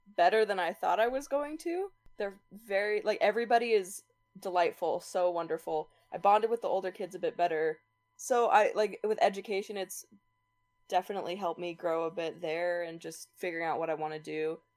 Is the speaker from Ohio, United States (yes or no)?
no; Utah, United States; I am from Utah